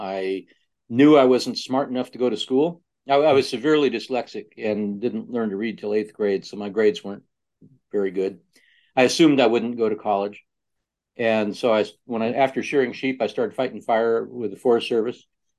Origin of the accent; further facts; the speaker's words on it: Northern California, United States; I grew up in a small place in Northern California.